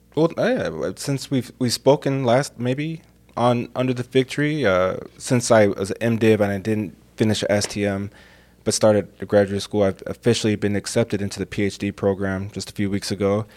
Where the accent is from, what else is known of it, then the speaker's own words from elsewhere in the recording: United States; I'm American